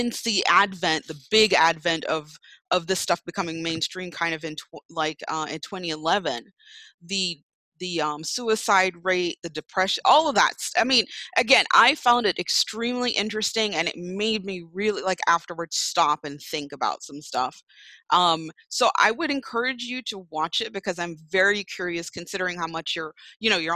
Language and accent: English; New York, United States; moved away; I was born there in Brooklyn